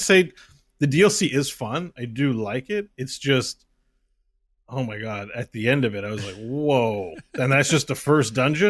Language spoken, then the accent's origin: English; Canada; I'm from Canada, so many farmers there, Scott.